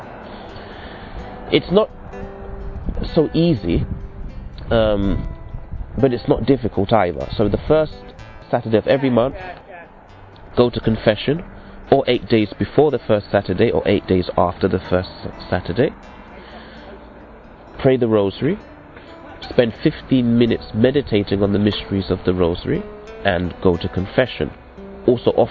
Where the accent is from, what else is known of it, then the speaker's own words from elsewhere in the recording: England, United Kingdom; I'm from England, but my parents are from the West Indies.